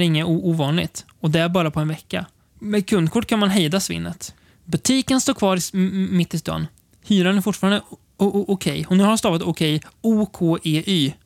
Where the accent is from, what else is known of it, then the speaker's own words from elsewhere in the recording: Degerfors / Karlskoga, Örebro County, Sweden; orterna där vi växte upp